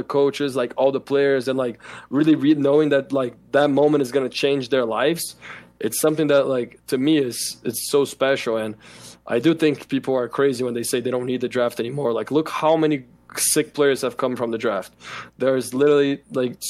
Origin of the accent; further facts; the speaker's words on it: Brazil; moved away; I'm from Brazil